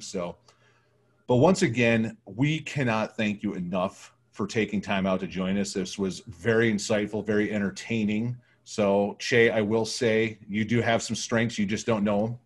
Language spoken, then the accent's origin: English; Michigan, United States; I grew up in Michigan